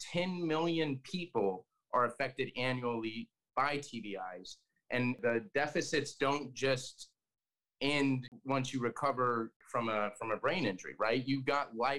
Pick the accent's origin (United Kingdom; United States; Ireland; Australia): United States; Colorado; I grew up in Colorado